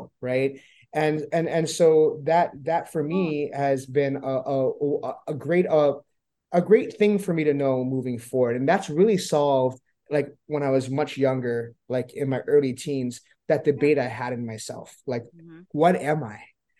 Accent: Hawaii, United States; Now, as a Hawaiian now, I think that just remember historiography, just like our language and remember along with our language and our history being blotted out

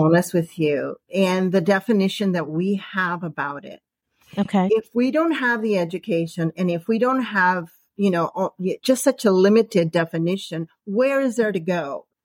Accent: San Diego, California, United States; I am from San Diego, California, right next to the border to Mexico

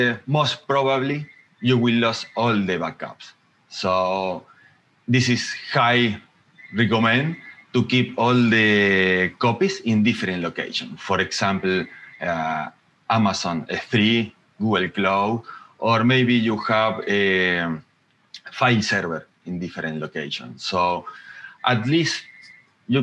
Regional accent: Argentina; now in Mendoza, Argentina; I am from Argentina, living in Mendoza City.

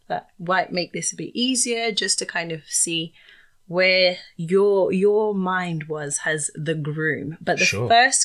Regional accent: Zimbabwe; I'm Zimbabwean

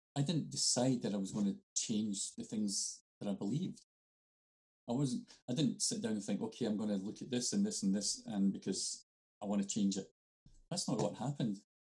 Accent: Scotland, United Kingdom; I'm Scottish.

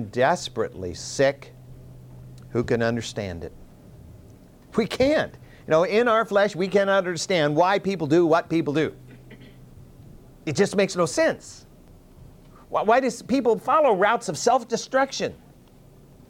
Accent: United States; as American Christians

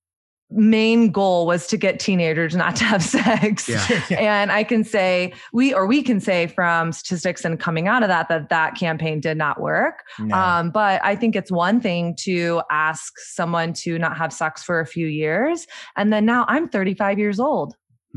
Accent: the South, United States; moved away; also born or lived in New York City; growing up in Southern evangelical conservative culture

